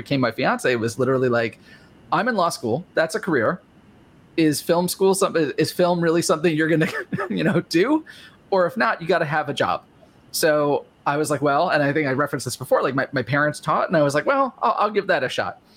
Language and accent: English; New York, United States; I'm a New Yorker and I talk very fast